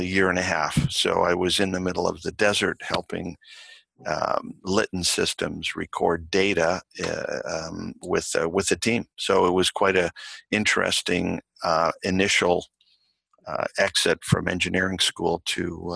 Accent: Toronto, Ontario, Canada; I was born in Toronto. Parents were Italian.

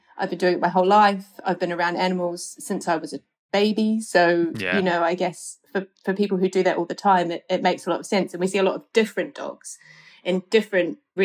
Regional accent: New Zealand; moved away as an adult; now in London, United Kingdom; Growing up in New Zealand

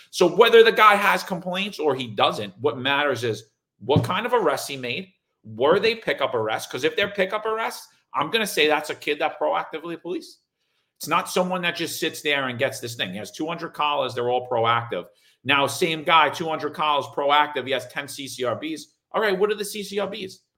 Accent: Ohio, United States; I'm from Ohio.

